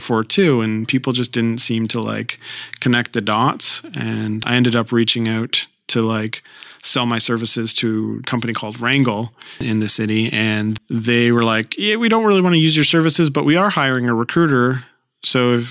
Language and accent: English; Guelph, Ontario, Canada; also born or lived in Toronto; So we moved to Guelph and I lived in Guelph until I was 18 years old